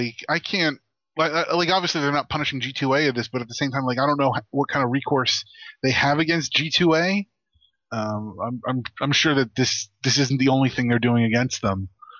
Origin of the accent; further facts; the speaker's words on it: New Jersey, United States; No, I agree. As somebody born and raised in New Jersey, I agree. It's New Jersey.